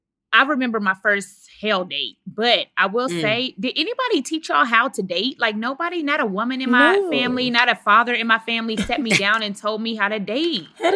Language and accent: English; Dallas, Texas, United States; I'm from Dallas, Texas.